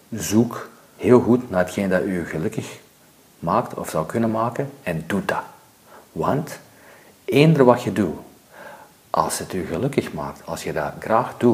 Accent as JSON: {"language": "Dutch", "region": "California", "country": "United States", "tie": "born or raised there", "said": "Ik ben nu ook opgegroeid in Zuid-Californië en daar, eh, Amerikaanse cultuur is anders dan Belgische cultuur."}